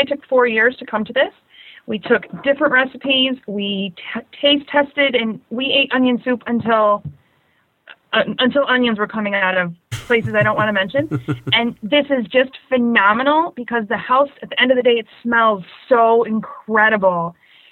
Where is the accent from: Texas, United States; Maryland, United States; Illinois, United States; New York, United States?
Illinois, United States; Chicago; I'm from Chicago, Illinois